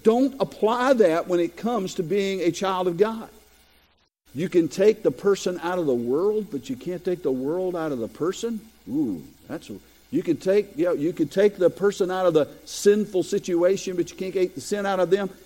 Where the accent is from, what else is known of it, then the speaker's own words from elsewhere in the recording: Robersonville, North Carolina, United States; moved away; also born or lived in Bethel, North Carolina; my hometown of Robertsonville